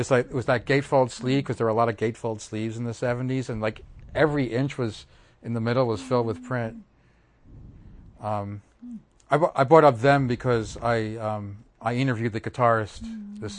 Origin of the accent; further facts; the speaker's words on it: Bala, Pennsylvania, United States; Oh, so I grew up in Bala with Montgomery